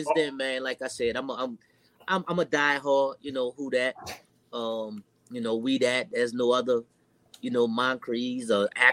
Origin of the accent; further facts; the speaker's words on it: New Orleans, Louisiana, United States; now in Georgia, United States; born and raised in New Orleans, Louisiana